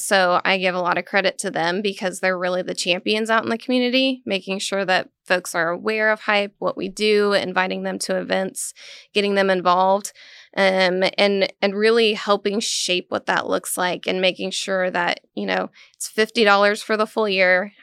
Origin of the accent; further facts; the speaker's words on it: Western Kansas, United States; now in Manhattan, United States; I grew up in Little Western, Kansas